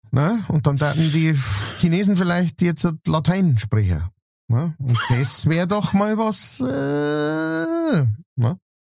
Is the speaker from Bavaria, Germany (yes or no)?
yes; Straubing, Bavaria, Germany; Straubing, wo ich her bin